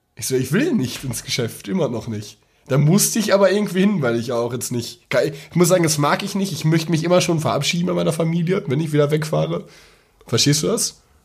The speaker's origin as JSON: {"language": "German", "area": "Ruhr area", "region": "North Rhine-Westphalia", "country": "Germany", "accent": "Pott", "said": "Ich kann, ich kann nur Pott. Ich komme aus dem Pott."}